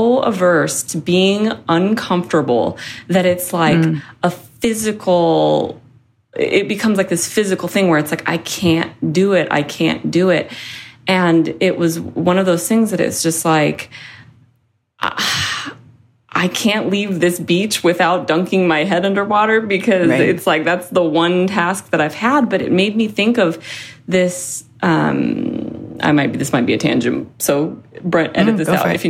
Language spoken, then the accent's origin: English; Seattle, Washington, United States; moved away; I'm from Seattle